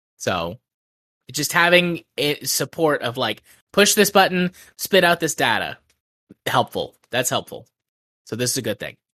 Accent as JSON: {"language": "English", "country": "United States", "said": "As an American"}